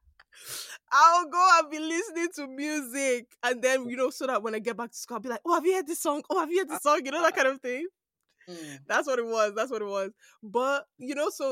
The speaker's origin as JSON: {"language": "English", "country": "Nigeria", "said": "I'm Nigerian, you're Nigerian. Mm-hmm. We both grew up with Nigerian parents"}